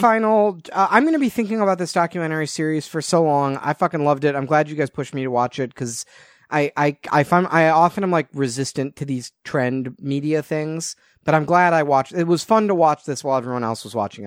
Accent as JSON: {"language": "English", "area": "outside of Chicago", "region": "Illinois", "country": "United States", "tie": "born or raised there", "said": "growing up outside of Chicago"}